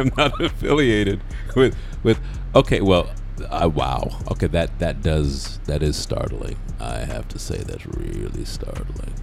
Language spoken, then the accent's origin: English; United Kingdom; now in United States; I'm British.